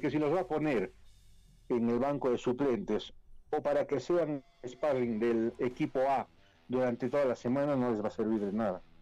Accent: Bolivia; Nosotros somos bolivianos, por más Bolívar, Strongest, somos bolivianos

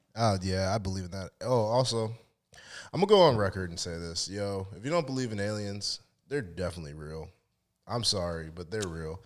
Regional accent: United States; I feel like I was born in America

